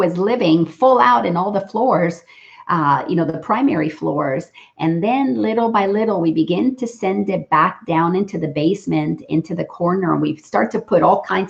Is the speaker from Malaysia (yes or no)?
no; Dominican Republic; now in Atlanta, United States; I grew up in the Dominican Republic